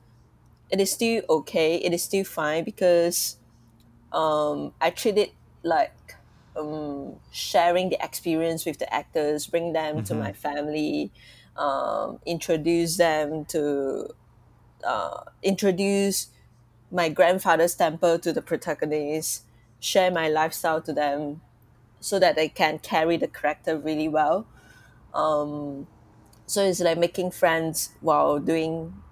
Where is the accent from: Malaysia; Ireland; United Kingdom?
Malaysia; I'm from Malaysia